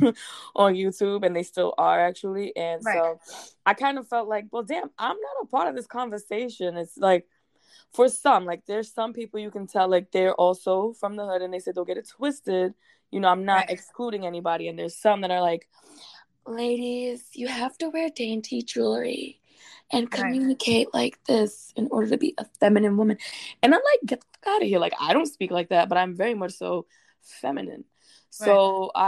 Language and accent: English; New York City, New York, United States; I am from the Bronx, New York